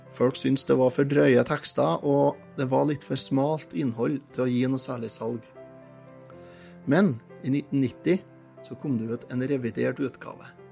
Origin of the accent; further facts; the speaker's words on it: Trøndelag, Norway; som trønder og som har vokst opp med det her